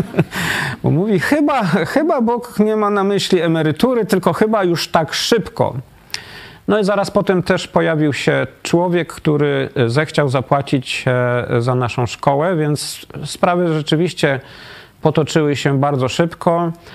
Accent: Wrocław, Lower Silesian Voivodeship, Poland; moved away as an adult; also born or lived in Austria / United States; now in Katowice, Poland; ja jestem z Wrocławia, żona z Gdyni

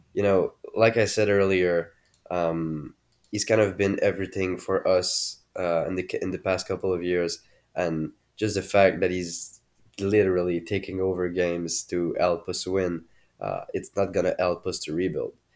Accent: Quebec, Canada; I am from Quebec

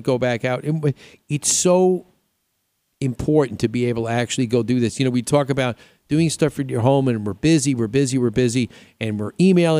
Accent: New York, United States; I grew up in New York

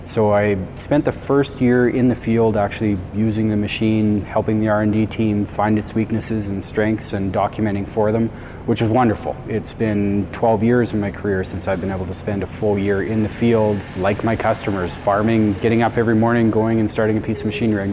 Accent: Langbank, Saskatchewan, Canada; moved home for some personal family reasons, and I'm from Langbank, Saskatchewan.

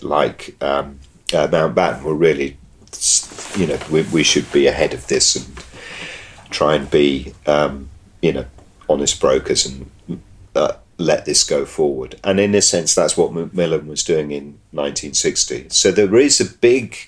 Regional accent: England, United Kingdom; as an English person

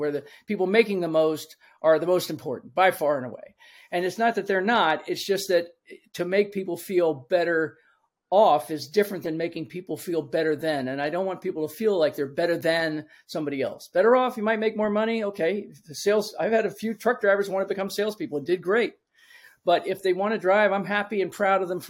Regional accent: Washington, District of Columbia, United States; moved away as an adult; now in Florida, United States; I grew up in Washington, D.C., and so almost everything I did initially until I moved here to Florida about 15 years ago has been in the city because I was born and raised in the city

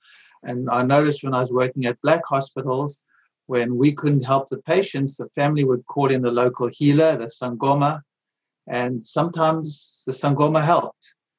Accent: South Africa; moved away as an adult; now in United States; I grew up in South Africa during apartheid in the 60s and 70s. And I went to medical school there

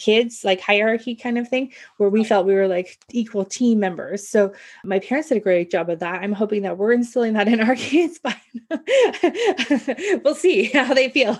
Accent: Canada; I'm Canadian

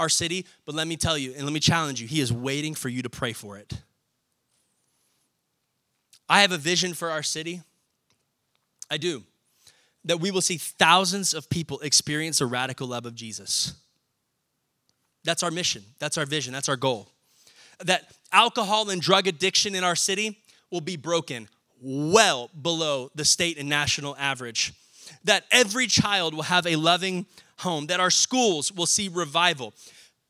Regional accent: Round Rock, Texas, United States; now in Kyle, United States; I'm technically from Round Rock. I'm born and raised in Round Rock, but I call Kyle my second hometown.

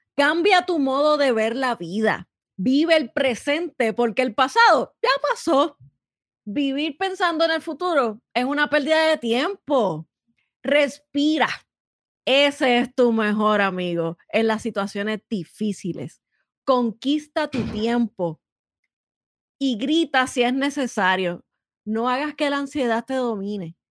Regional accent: Puerto Rico; nosotras somos boricua

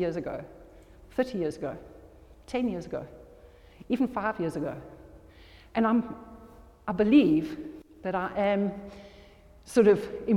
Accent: South Africa; moved away; also born or lived in this country (birthplace, unnamed); went to South Africa, and I grew up in South Africa

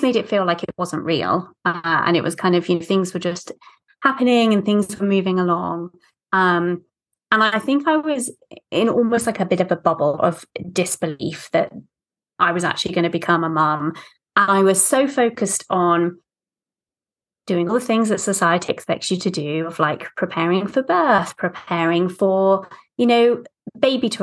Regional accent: United Kingdom; accent: British; moved away as an adult; now in United States; as you can tell from my accent, I'm British, but I'm actually living in the States, away from kind of friends and family

